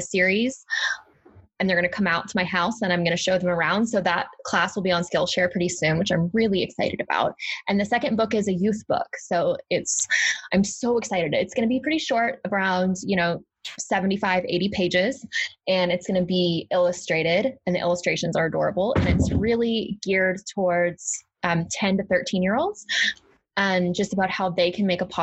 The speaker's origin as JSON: {"language": "English", "region": "Arkansas", "country": "United States", "said": "I'm from Arkansas"}